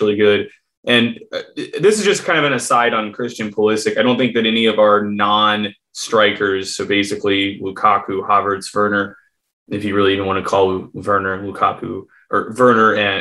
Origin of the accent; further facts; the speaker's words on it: United States; I am American